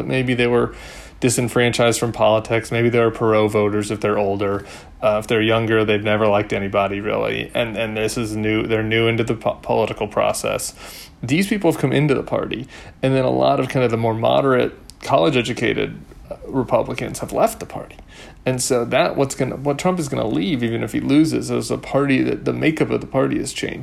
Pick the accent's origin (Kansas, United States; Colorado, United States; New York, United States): Colorado, United States; Denver; also born or lived in St. Louis, Missouri; but I grew up in Denver